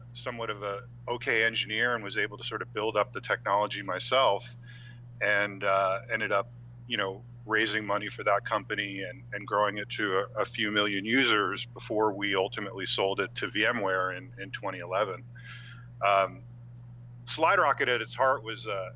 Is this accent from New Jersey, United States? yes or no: yes; New Jersey, United States; moved away as an adult; I grew up on the East Coast in New Jersey